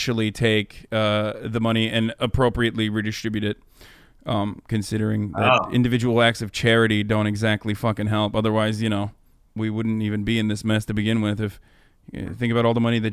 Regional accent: Turkey; moved away as an adult; now in United States; I grew up in Turkey until I was 18 years old

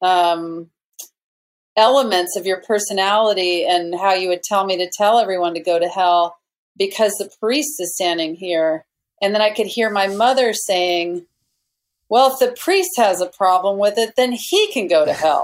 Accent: small town Mississippi, United States; we were in small town Mississippi, my hometown, my mother's hometown.

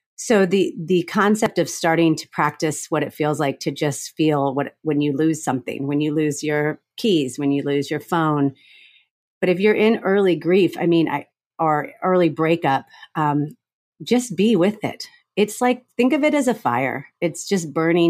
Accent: Florida, United States; I grew up in Florida

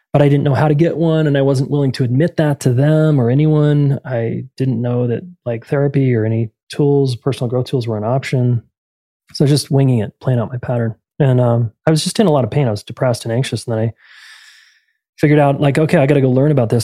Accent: Salt Lake City, Utah, United States; I'm from Salt Lake City, Utah originally, born and raised

